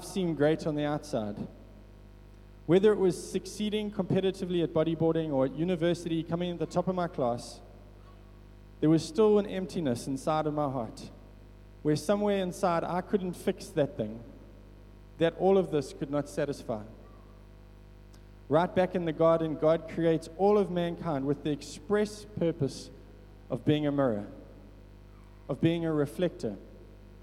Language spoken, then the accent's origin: English; Richards Bay, KwaZulu-Natal, South Africa; growing up in Richards Bay, I grew up in Merensia, beautiful suburb right near the beach.